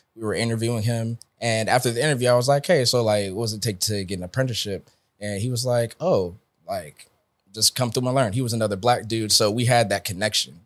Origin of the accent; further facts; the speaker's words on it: Atlanta, Georgia, United States; I'm from Atlanta, Georgia.